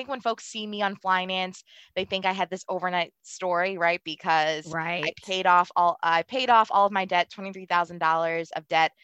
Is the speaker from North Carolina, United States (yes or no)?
no; Baltimore, Maryland, United States; I really grew up in an environment. I'm from Baltimore City. You know, I grew up in a household full of love